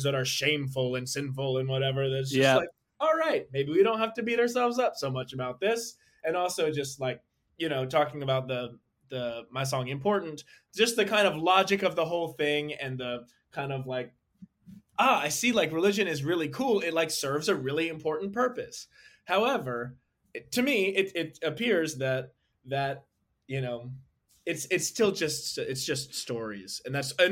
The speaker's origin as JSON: {"language": "English", "region": "Northern Virginia", "country": "United States", "tie": "born or raised there", "also_born_or_lived": "Atlanta, Georgia", "said": "I lived there for 6 years and then moved to Northern Virginia outside of Washington, D.C., from 2001 nice. To 2013 when I graduated high school"}